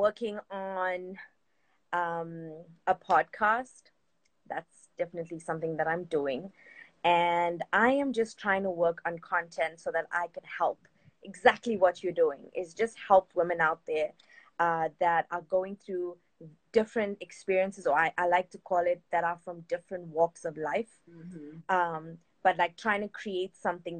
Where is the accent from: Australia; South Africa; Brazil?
South Africa; I'm from South Africa